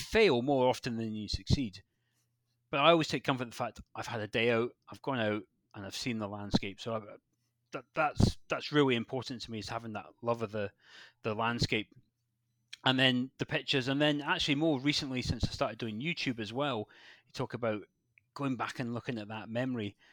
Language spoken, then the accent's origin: English; West Highlands of Scotland, United Kingdom; moved away as an adult; also born or lived in Glasgow; now in Devon, United Kingdom; I grew up in Scotland, born in Scotland, grew up there, and then moved down to Devon